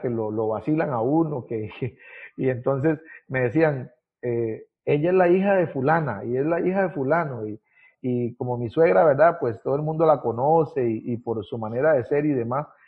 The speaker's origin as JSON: {"language": "Spanish", "town": "Paso Canoas", "region": "Puntarenas", "country": "Costa Rica", "tie": "born or raised there", "also_born_or_lived": "Ciudad Neily / Pérez Zeledón", "moved": "as an adult", "lives_now": "Naranjito, Costa Rica", "said": "nací específicamente, específicamente en Ciudad Neily, en el hospital de, Ciudad Neily, un 11 de enero de 1986 vine a, a, este mundo. Eh, ahí pues nací porque era el único hospital que había en ese, en ese momento allí cerca, ¿verdad? de la zona y además nosotros vivíamos, eh, o mis papás vivían en Paso Canoas"}